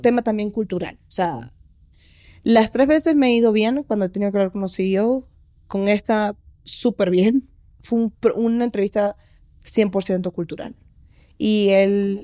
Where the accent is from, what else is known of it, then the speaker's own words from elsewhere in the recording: Maracaibo, Zulia, Venezuela; moved away as an adult; now in Mexico City, Mexico; vengo de Maracaibo, estudié comunicación social en Urbe